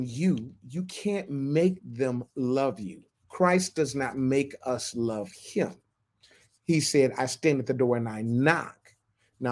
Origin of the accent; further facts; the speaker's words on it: Michigan, United States; moved away as an adult; also born or lived in Florida / Ohio / New York; I was born in Florida, grew up in Michigan, went to Michigan State, lived in Ohio, lived in New York, moved down here